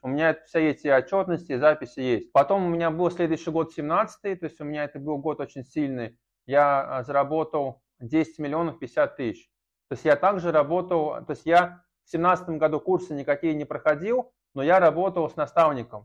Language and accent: Russian; Saratov, Saratov Oblast, Russia; also born or lived in Engels; я сначала жил в Саратове, в заводском районе, это считается криминальным районом, а потом я переехал из Саратова в Эндельс на мясокомбинат